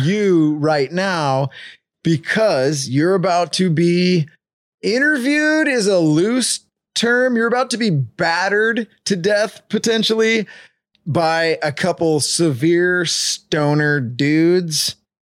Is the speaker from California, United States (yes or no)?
yes; Escondido, California, United States; We're actually from Escondido